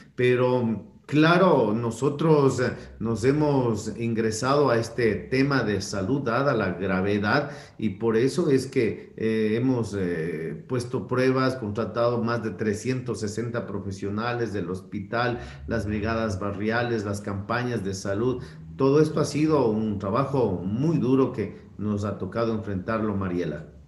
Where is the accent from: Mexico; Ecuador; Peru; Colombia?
Ecuador; Quito, Pichincha; yo ni siquiera nací en Quito, pero de muy niño vine a esta ciudad